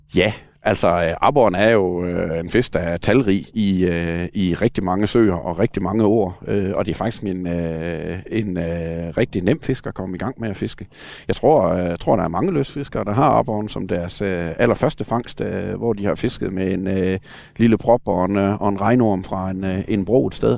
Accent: Denmark; jeg kommer fra Sønderland, hvor vi havde nogle lokale mosehuller

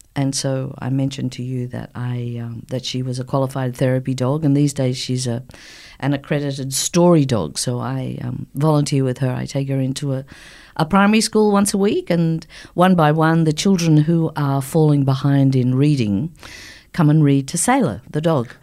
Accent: Sydney, New South Wales, Australia; moved away; I don't live here anymore, but I'm born and bred in Sydney

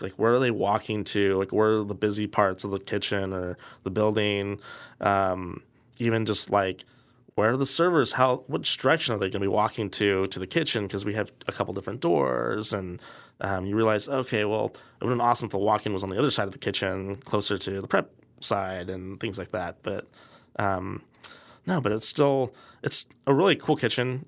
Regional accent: Kansas City, Missouri, United States; growing up in Kansas City

